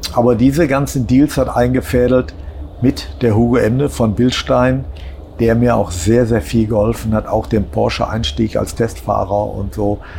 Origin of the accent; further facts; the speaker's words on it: Essen, North Rhine-Westphalia, Germany; als Essener